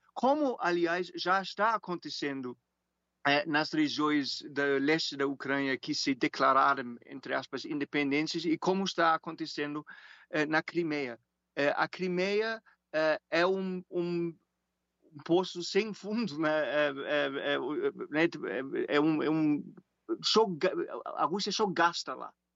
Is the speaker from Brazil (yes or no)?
no; Germany; Portuguese is a second language; moved away; Eu sou alemão